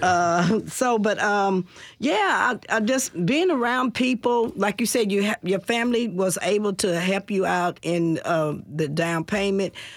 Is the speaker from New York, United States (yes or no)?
no; Nashville, Tennessee, United States; I'm from Nashville.